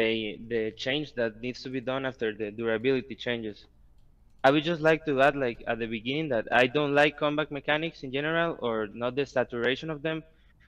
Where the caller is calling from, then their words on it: Costa Rica; From Costa Rica.